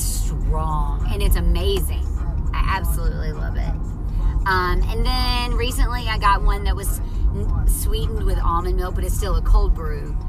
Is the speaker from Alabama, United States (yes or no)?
yes; near Mobile, Alabama, United States; moved away; I'm originally from right near Mobile, Alabama